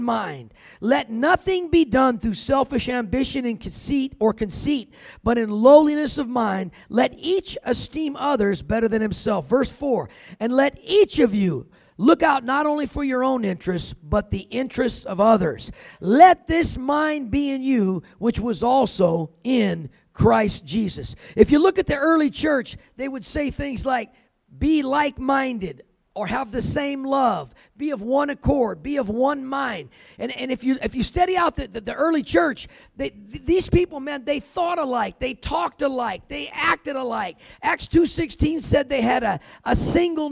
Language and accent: English; California, United States; I grew up in California